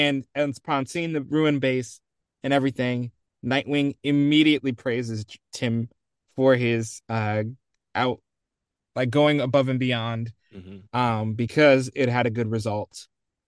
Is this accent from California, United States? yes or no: yes; California, United States; I'm from California.